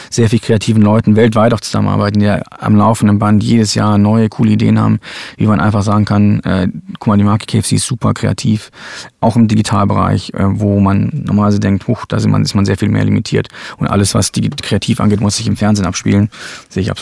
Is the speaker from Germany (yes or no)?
yes; Germany; ich bin in Deutschland aufgewachsen, da wusste ich überhaupt nichts von.